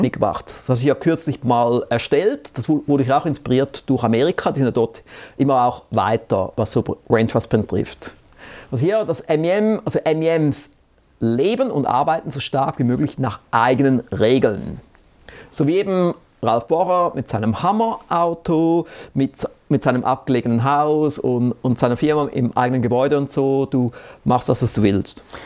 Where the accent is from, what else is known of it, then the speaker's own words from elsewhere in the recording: Switzerland; vielleicht bin ich fast ein bisschen zu bescheiden als Schweizer